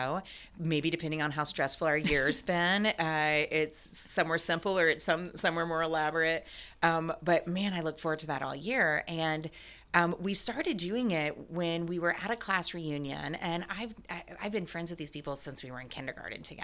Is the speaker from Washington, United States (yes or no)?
no; Ohio, United States; moved away; I grew up in Ohio and we rarely got to see the beach